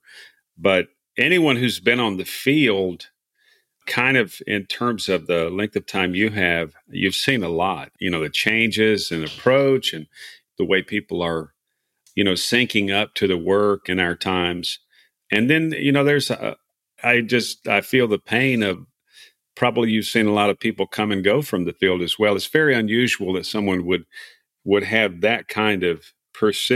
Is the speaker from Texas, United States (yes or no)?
yes; Texas, United States; I'm from Texas